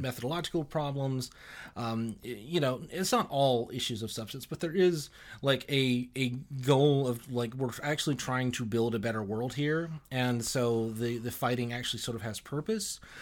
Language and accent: English; Alabama, United States; I'm from Alabama originally, and uh, pretty kind of normal conservative, very kind of uh, religious upbringing